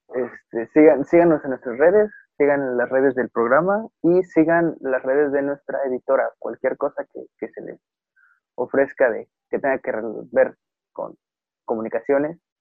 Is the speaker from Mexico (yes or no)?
yes; Mexico; como sociedad mexicana